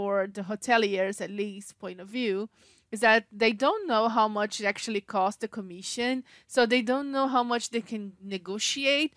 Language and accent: English; Brazil; we are from Brazil